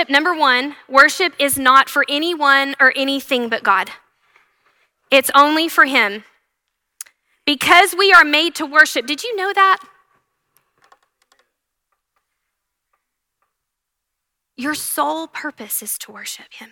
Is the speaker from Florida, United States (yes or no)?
no; Canyon and Happy, Texas, United States; also born or lived in The Woodlands, Texas / Abilene, Texas; We're both from Canyon and Happy, small towns, and we got moved to the Woodlands and then Abilene